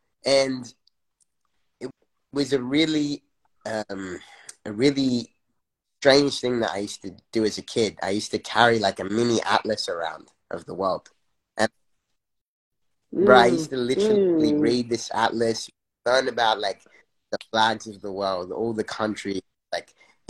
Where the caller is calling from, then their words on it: New York, United States; New York.